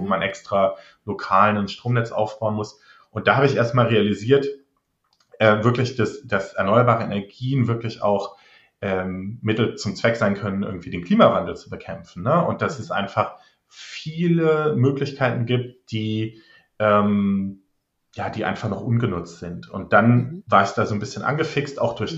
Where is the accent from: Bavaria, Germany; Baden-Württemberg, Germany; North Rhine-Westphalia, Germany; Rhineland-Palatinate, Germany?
Rhineland-Palatinate, Germany; near Trier; also born or lived in Australia / Netherlands (half Dutch); bei den Stadtwerken in Trier, ähm, das ist in der Nähe von meiner Heimat